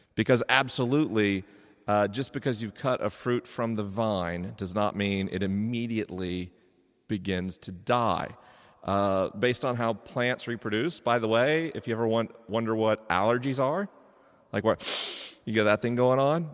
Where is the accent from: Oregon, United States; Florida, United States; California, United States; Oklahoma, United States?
Florida, United States; I grew up in Florida